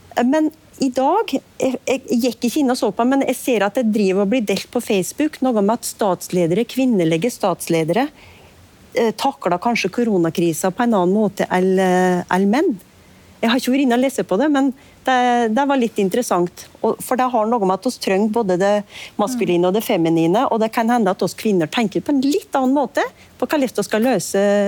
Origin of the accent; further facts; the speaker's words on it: Nord-Gudbrandsdalen, Innlandet, Norway; der jeg kommer fra